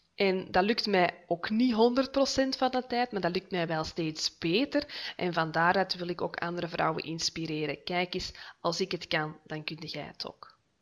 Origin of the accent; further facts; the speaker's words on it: Noorderkempen, Flanders, Belgium; moved away as an adult; now in Heist-op-den-Berg, Belgium; Ik ben afkomstig uit de Noorderkimpen, maar voor de liefde van mijn leven verhuisd naar Heist op den Berg